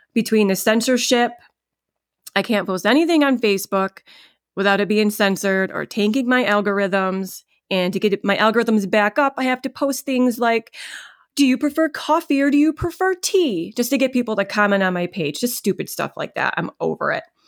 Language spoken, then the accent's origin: English; upstate New York, United States; I live in upstate New York, And for people that don't know about New York, you tell people, "I'm from New York." They immediately think you're from the city. I am not from the city